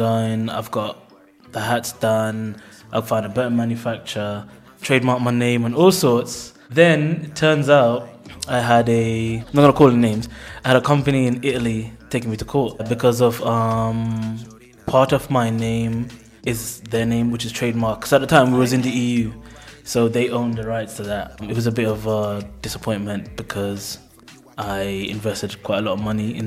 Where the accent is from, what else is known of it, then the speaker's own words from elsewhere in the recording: Luton, East of England, United Kingdom; also born or lived in Jamaica / Bristol; I was born in Jamaica and I came at a young age. Spent most of my life, my teenage life in Luton, then transitioned to Bristol